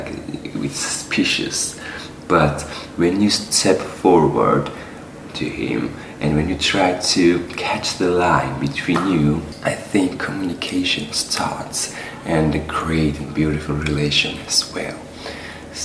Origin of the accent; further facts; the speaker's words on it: Batumi, Adjara, Georgia; English is a second language; moved away as an adult; now in Hungary; My hometown is Batumi